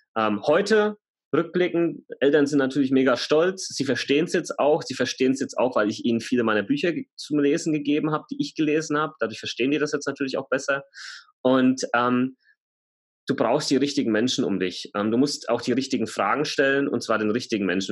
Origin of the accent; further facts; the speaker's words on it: Germany; Bei uns in Deutschland